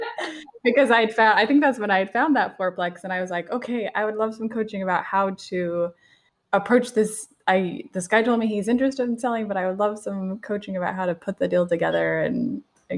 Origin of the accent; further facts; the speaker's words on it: Gilbert, Arizona, United States; it was my hometown